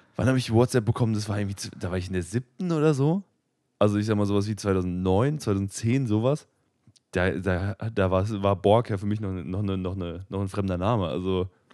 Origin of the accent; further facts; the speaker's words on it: Frankfurt, Hesse, Germany; ich bin aus Frankfurt irgendwie